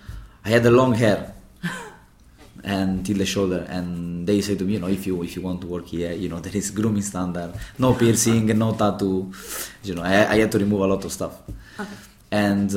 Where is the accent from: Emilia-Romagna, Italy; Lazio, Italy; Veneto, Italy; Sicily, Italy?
Veneto, Italy; Venice; English is a second language; moved away as an adult; now in London, United Kingdom